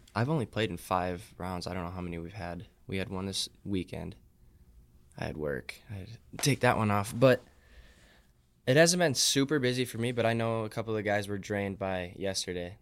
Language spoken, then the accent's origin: English; Superior, Wisconsin, United States; I play at Nemanja as my home course 'cause I'm from Superior